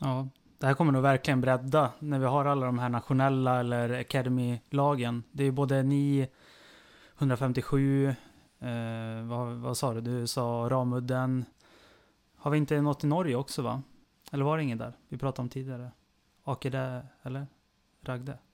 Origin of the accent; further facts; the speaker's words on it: Sweden; jag kan ju bara se på mig som svensk